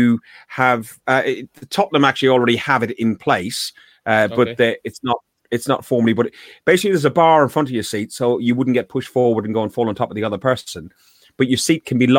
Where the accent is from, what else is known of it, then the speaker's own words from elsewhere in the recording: Ireland; I'm Irish, okay? I'm Irish.